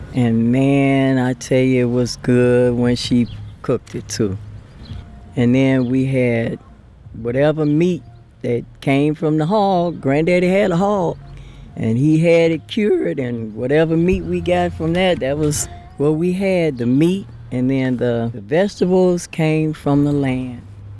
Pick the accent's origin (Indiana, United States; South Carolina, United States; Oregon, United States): South Carolina, United States; Somerville; Actually, we came from Somerville, South Carolina.